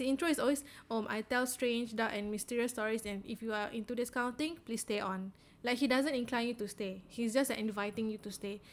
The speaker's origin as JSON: {"language": "English", "country": "Singapore", "said": "as Singaporean designers, we tend to have very high context communication"}